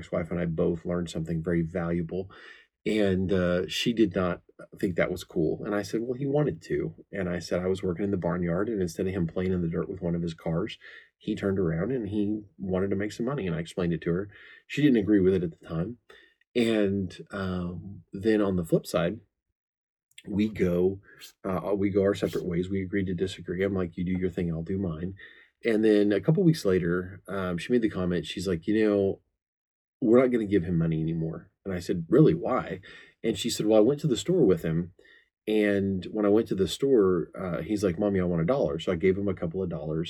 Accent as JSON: {"language": "English", "region": "the Ozarks", "country": "United States", "said": "I come from the Ozarks"}